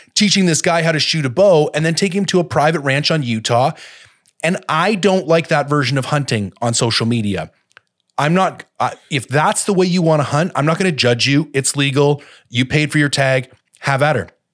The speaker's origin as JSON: {"language": "English", "country": "Canada", "said": "as a Canadian"}